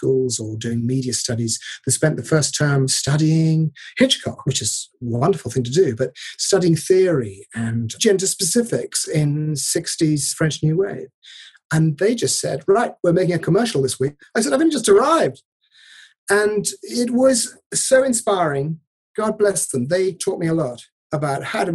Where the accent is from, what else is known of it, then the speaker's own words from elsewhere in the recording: Devon, South West England, United Kingdom; I grew up in Devon